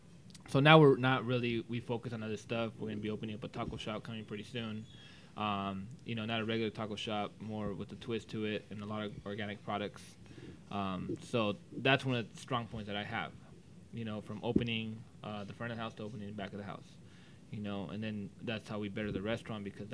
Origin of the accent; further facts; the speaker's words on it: Whittier, California, United States; I was born and raised in Whittier